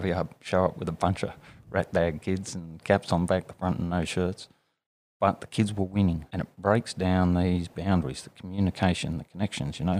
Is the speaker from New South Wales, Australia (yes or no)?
yes; Armidale, New South Wales, Australia; also born or lived in Sydney; grew up in Armidale. Well, I did my primary school years there and then high school in uh, Sydney